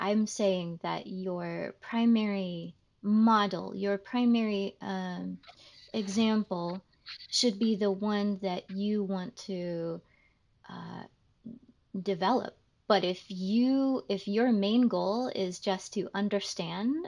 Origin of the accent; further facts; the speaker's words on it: United States; because I'm American